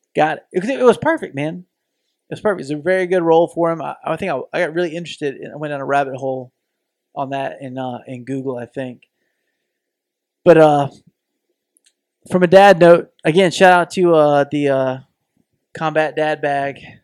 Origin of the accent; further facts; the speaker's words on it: the South, United States; we both have bo-, been born and raised in the South